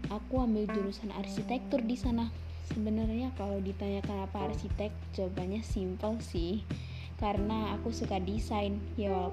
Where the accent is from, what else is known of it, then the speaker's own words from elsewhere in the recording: Bandar Lampung, Lampung, Indonesia; Aku dari Bandar Lampung.